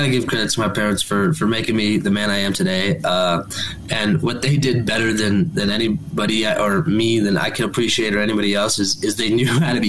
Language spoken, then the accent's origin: English; Claremont, California, United States; also born or lived in Corona; So I grew up in Claremont, which is a really tiny city.